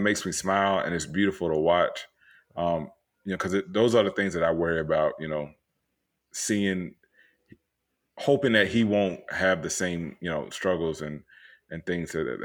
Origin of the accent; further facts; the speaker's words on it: Tampa, Florida, United States; moved away as an adult; also born or lived in Orlando, Florida; now in Austin, United States; I was born and raised in Florida. Like, you know, I grew up in Tampa